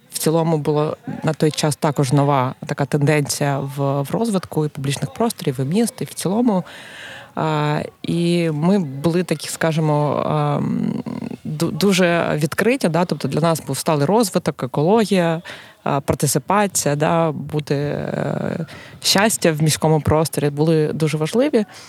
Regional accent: Kharkiv, Kharkiv Oblast, Ukraine; moved away as an adult; now in Lviv, Ukraine; Я з Харкова, як і ти.

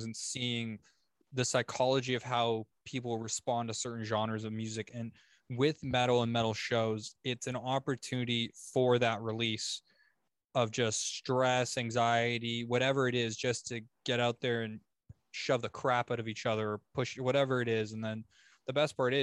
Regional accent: Oshawa, Ontario, Canada; moved away as an adult; now in London, Canada; I was from Oshawa, okay. But I just moved to London.

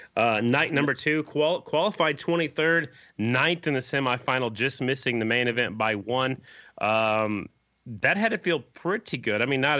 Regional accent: Oklahoma City, Oklahoma, United States; also born or lived in South Dakota; Oklahoma City, my hometown.

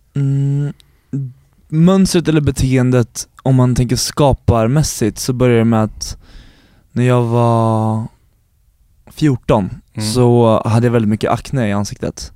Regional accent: Stora Sundby, Södermanland, Sweden; Jag är uppvuxen utanför Eskilstuna, i Stora Sundby heter det

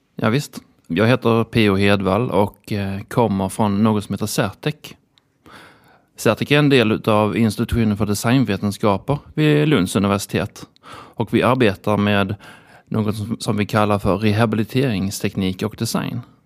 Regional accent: Lund, Skåne, Sweden; Eftersom jag kommer från Lund så då är man ju lite sådär kusinen från landet

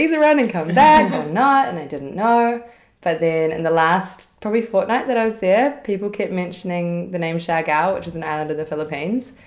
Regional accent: Auckland, New Zealand; moved away as an adult; also born or lived in London; I was born in Auckland, New Zealand

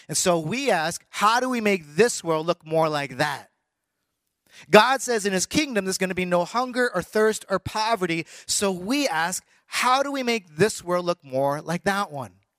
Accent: Canada; moved away; also born or lived in United States / Taiwan; I was born in the United States. I was raised in Canada.

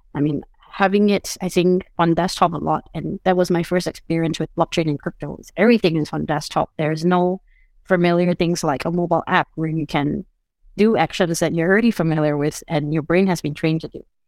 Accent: Singapore; also born or lived in United States; now in Portugal; I'm originally from Singapore, but I now reside between Portugal and the United States

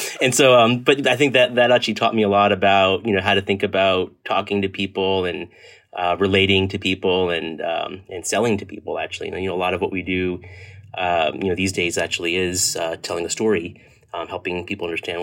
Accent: Edison, New Jersey, United States; also born or lived in Hoboken, New Jersey; I was born and raised in New Jersey, actually born in Hoboken, New Jersey, and lived kind of my formative years in the central and northern New Jersey, and most of the time actually in a town called Edison

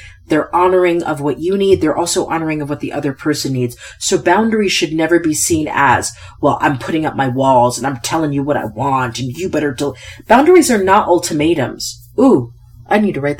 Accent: United States; I won the ovarian lottery by being born an American

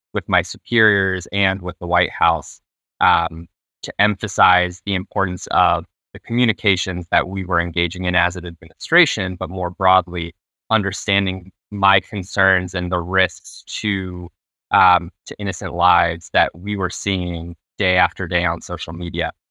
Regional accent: United States; how I grew up here in the States

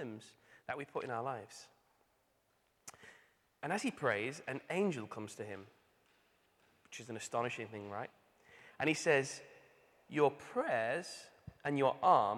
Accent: Manchester, North West England, United Kingdom; moved away; I'm from Manchester.

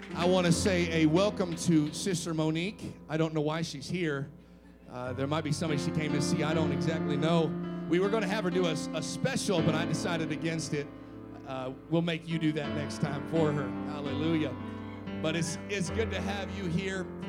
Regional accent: United States; I'm from Washington.

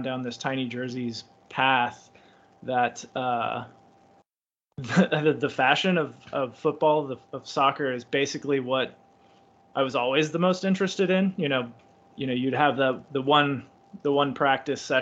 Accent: United States; I'm American

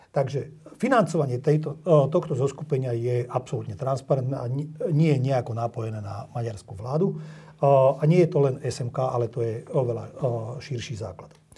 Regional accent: Slovakia; Moje rodisko a mojich rodičov, prastarých rodičov je tu. Ja, ja som tu doma.

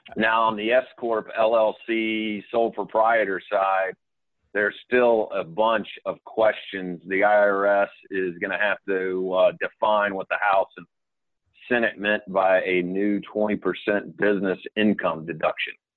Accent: Atlanta, Georgia, United States; born and raised in Atlanta

